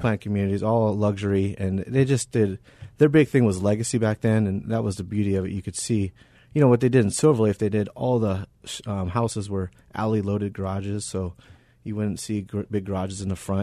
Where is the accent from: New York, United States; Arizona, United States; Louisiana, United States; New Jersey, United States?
Arizona, United States; I was born and raised here in Arizona